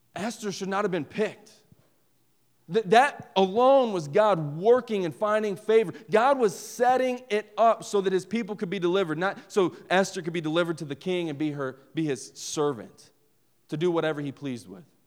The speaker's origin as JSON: {"language": "English", "region": "West Virginia", "country": "United States", "said": "I'm from West Virginia."}